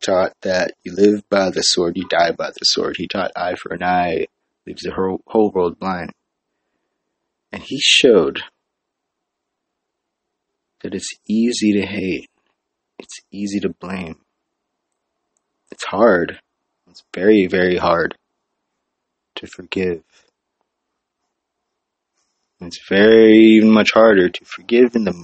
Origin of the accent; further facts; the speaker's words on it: Hawaii, United States; now in San Jose, United States; I'm from Hawaii